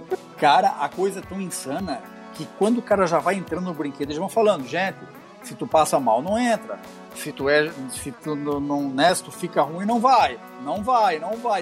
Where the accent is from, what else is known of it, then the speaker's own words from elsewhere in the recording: Camboriú, Santa Catarina, Brazil; sou lá de Camboriú, tô aqui infiltrado